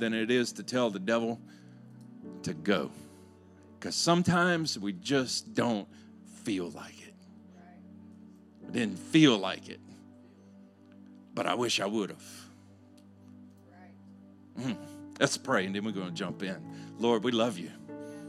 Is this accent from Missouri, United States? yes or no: no; Louisiana, United States; I'm from Louisiana